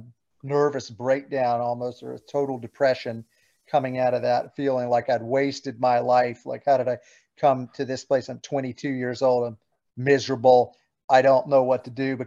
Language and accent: English; South Carolina, United States; moved away as an adult; also born or lived in Cambridge, Massachusetts; I was from South Carolina originally growing up.